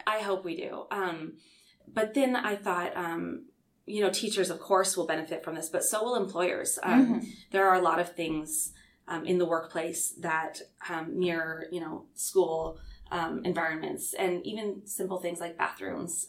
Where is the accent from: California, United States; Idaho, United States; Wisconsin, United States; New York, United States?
Idaho, United States; Lewiston; moved away; also born or lived in Clarkston, Washington; my hometown